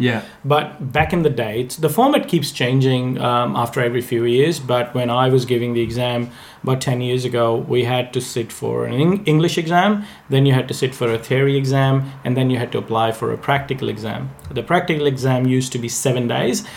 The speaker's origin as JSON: {"language": "English", "country": "India", "tie": "born or raised there", "moved": "as an adult", "said": "I I was born in India. I I was uh, born and bred there, and I lived there."}